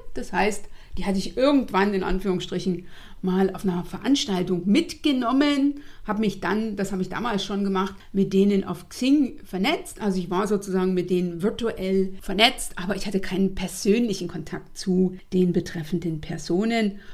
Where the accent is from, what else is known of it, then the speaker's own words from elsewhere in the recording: Eastern Saxony, Germany; also born or lived in North Rhine-Westphalia; now in Berlin, Germany; Ich komme ja ursprünglich aus Ostsachsen